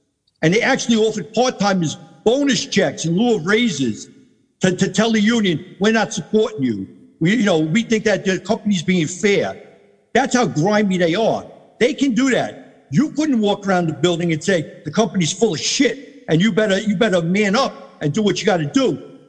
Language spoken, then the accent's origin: English; Maspeth, New York, United States; Think about, I come from Maspeth.